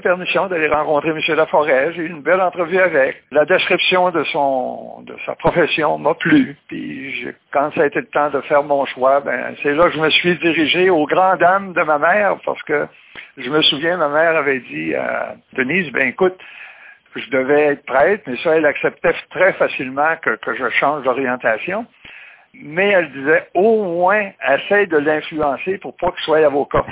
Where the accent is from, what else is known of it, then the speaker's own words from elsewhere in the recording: Mont-Carmel, Quebec, Canada; also born or lived in Saint-Philippe-de-Néry; je suis natif de Mont-Carmel, puis en 60, euh, mon père a acheté une ferme à Saint-Philippe-de-Néry, la paroisse voisine